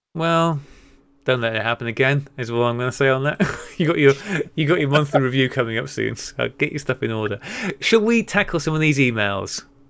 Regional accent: North Wales, United Kingdom; as somebody who grew up in North Wales

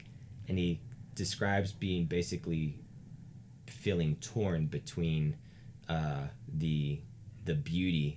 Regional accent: the South, United States; I come from the South

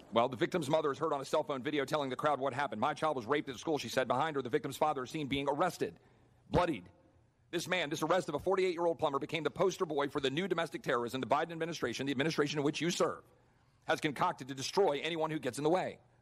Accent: Loudoun County, Virginia, United States; Despite my family having Texas roots back to the 1850s, I grew up in Loudoun. It was my home.

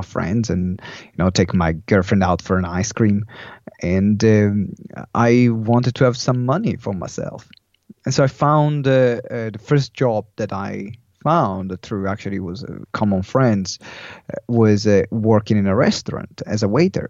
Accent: Italy; English is a second language; moved away as an adult; also born or lived in London; someone saw me in Italy

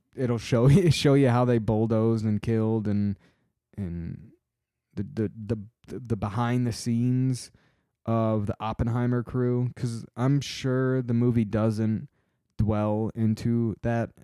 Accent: Michigan, United States; my home state

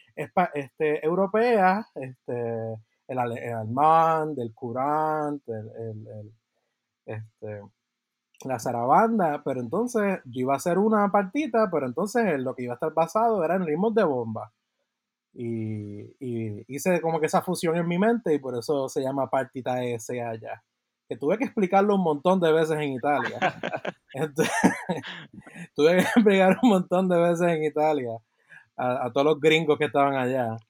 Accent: Puerto Rico; soy de Puerto Rico

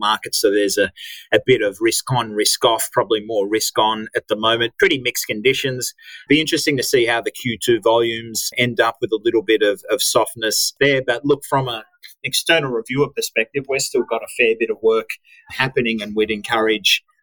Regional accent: Australia; accent: Aussie; my edgy Aussie accent

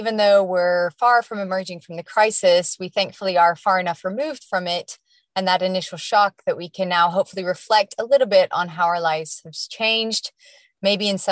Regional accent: United States; moved away; I'm obviously from the US, which some people may have been able to pick up on from my accent

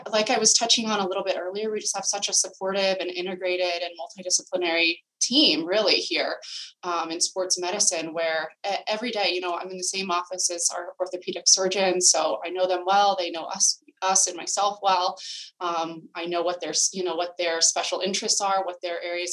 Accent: California, United States; moved away as an adult; now in Boston, United States; I'm originally from California, both my husband

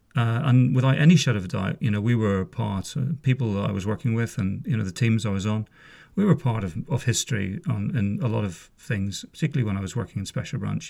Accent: just south of Belfast, Northern Ireland, United Kingdom; I'm from Northern Ireland originally. I was born in, uh, a place just south of Belfast in, uh, nineteen sixty-five. Grew up there

